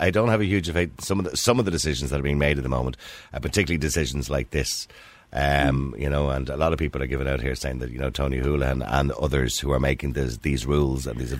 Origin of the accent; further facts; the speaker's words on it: Ireland; Because, you know, we're Irish, and we Irish people